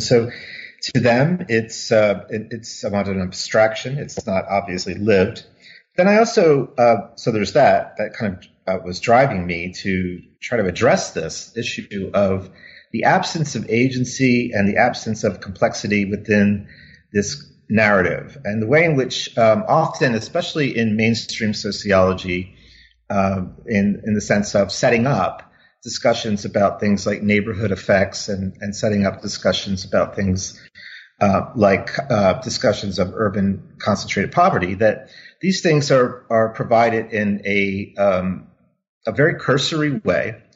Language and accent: English; Wilmington, Delaware, United States; moved away as an adult; I grew up in Wilmington, Delaware.